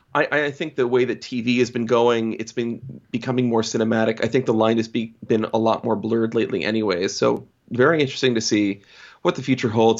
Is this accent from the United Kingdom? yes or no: no; United States; as an American